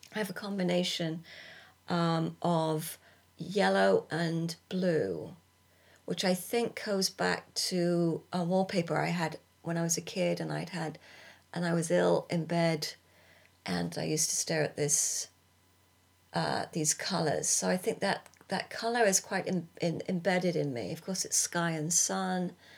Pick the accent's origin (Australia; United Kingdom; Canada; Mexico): United Kingdom; moved away as an adult; also born or lived in California; as British people